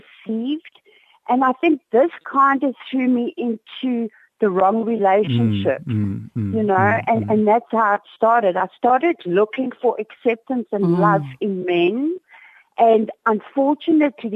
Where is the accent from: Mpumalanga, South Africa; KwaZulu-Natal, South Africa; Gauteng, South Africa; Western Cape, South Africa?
Western Cape, South Africa; Cape Town; I am from Cape Town.